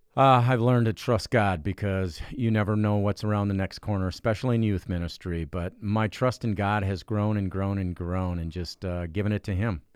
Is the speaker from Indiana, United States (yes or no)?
yes; Cedar Lake, Indiana, United States; I'm from Cedar Lake, Indiana.